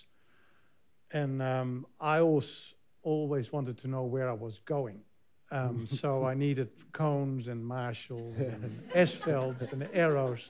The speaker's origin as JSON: {"language": "English", "country": "Netherlands", "moved": "yes", "lives_now": "New Zealand", "said": "in Almere in Holland, my home country."}